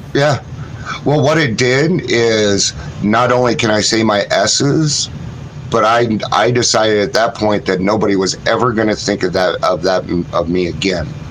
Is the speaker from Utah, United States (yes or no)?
yes; Ogden, Utah, United States; I grew up in um, Utah I was born in Ogden, Utah in 1970